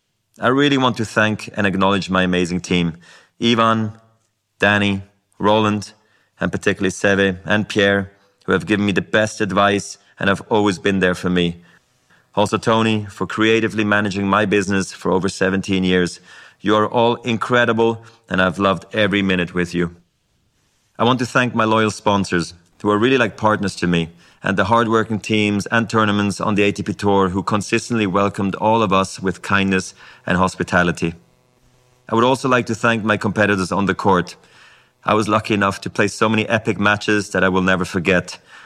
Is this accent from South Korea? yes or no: no; Basel, Basel-Stadt, Switzerland; born or raised there; English is a second language